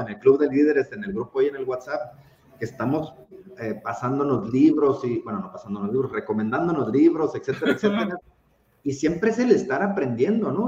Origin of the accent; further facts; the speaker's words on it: Tijuana, Baja California, Mexico; soy tijuanense, orgullosamente tijuanense y por supuesto mexicano